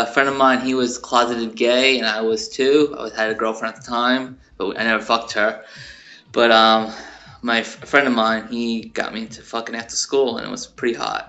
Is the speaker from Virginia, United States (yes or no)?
no; Long Island, New York, United States; I was born in Long Island, New York